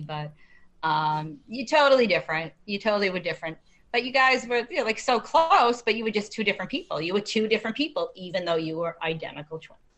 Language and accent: English; Medford, United States; I grew up in Medford, and we had a um, do you call it drive-in theater